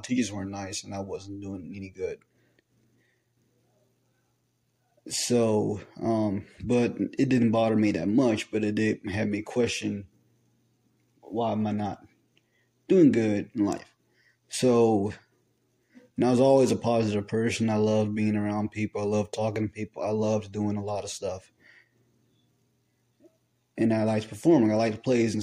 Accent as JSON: {"language": "English", "town": "Dallas", "region": "Texas", "country": "United States", "tie": "born or raised there", "said": "I was born in April 25th, 2003 in Dallas, Texas"}